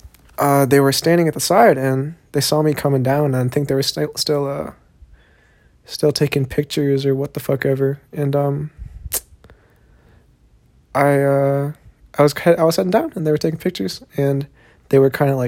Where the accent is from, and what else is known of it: Austin, Texas, United States; born or raised there; accent: southern; also born or lived in Long Beach, California / Korea; now in South Korea